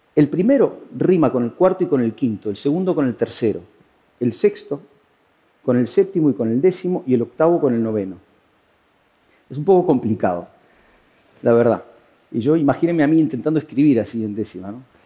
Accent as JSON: {"language": "Spanish", "country": "Uruguay", "moved": "as an adult", "lives_now": "Spain", "said": "No hacía mucho yo me había ido a vivir desde Uruguay, de donde soy, a España"}